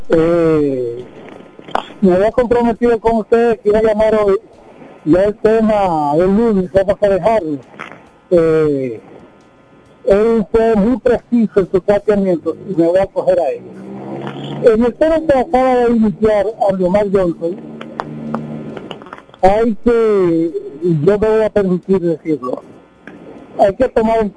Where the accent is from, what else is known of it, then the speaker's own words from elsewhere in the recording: Dominican Republic; moved away; yo veo ese problema en República Dominicana, como lo ha tratado en mi país